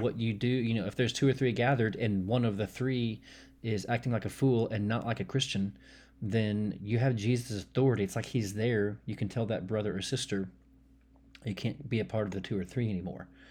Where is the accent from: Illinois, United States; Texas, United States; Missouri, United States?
Texas, United States; also born or lived in Hong Kong; I was usually more eager to claim myself as a, as a Texan